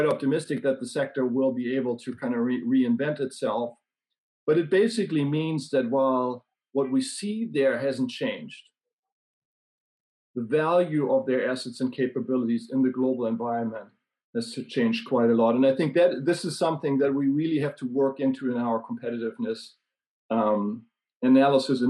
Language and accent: English; Germany; now in Sweden; I live in Sweden, but I grew up in Germany.